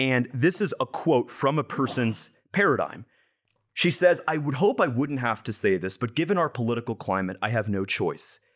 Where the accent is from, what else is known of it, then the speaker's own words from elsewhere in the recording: Broward County, Florida, United States; also born or lived in Madison County, Florida; I'm from Broward